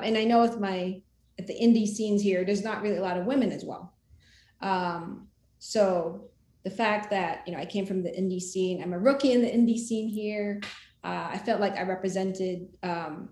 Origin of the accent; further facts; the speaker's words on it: Philippines; moved away as an adult; now in United States; my country, because I, you know, was born and raised in the Philippines